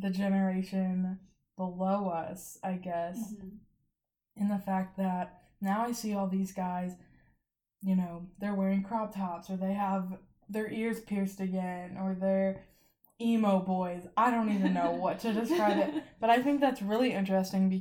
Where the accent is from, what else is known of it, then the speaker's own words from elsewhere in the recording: St. Louis, Missouri, United States; I'm from St. Louis